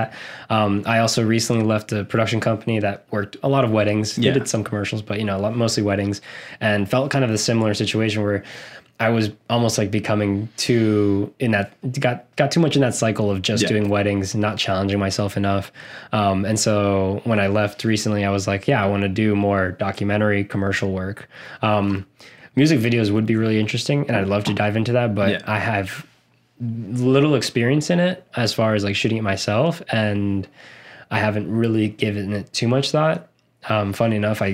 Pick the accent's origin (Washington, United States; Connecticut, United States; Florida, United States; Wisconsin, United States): Florida, United States; South; also born or lived in Argentina; now in Orlando, United States; I was born actually in Argentina, but I moved here at a pretty young age to Florida